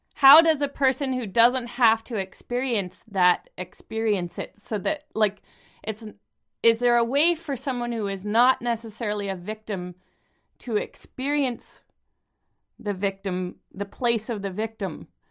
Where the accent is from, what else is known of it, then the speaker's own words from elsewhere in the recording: Canada; We're both Canadian